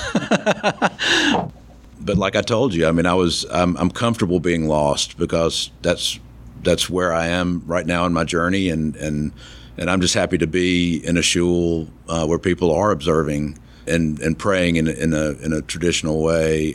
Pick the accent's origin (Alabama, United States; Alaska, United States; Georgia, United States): Alabama, United States; Tuscaloosa; I'm from Alabama, grew up in Tuscaloosa